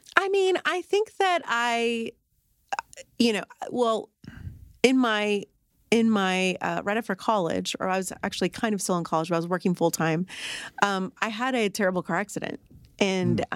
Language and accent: English; Arlington, United States; I'm from Arlington.